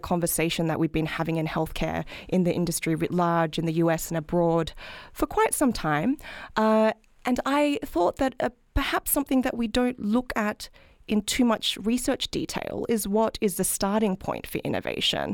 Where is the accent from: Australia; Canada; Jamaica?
Australia; moved away as an adult; now in United States; as you can probably tell from my accent, I'm not from this country, I'm from Australia.